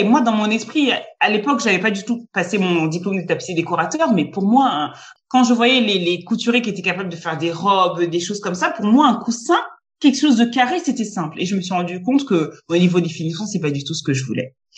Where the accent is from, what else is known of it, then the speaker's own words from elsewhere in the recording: France; also born or lived in Côte d'Ivoire; je suis française et ivoirienne et je vis, euh, je, je, vis en France, mais je travaille au Luxembourg.